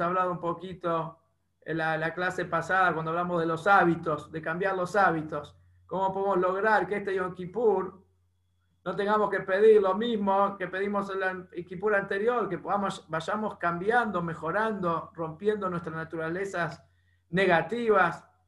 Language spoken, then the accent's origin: Spanish; Bernasconi, La Pampa, Argentina; moved away; en La Pampa, en Bernasconi, en mi pueblo